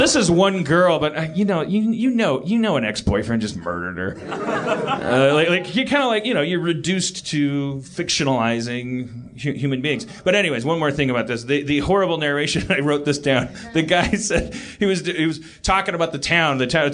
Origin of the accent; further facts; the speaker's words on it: Brooklyn, New York, United States; If my neighbor gets killed, I care. Because I'm from Brooklyn.